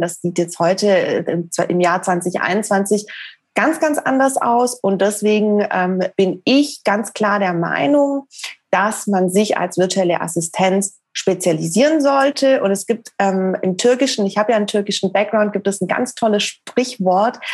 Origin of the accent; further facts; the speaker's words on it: Stuttgart, Baden-Württemberg, Germany; Ich komme ursprünglich aus Stuttgart.